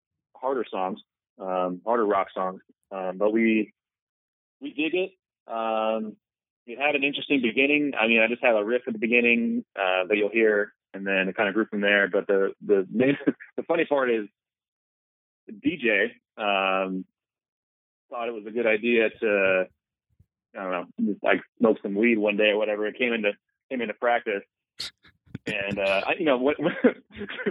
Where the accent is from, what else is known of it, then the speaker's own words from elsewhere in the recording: Penngrove, California, United States; my hometown in Pengrove, California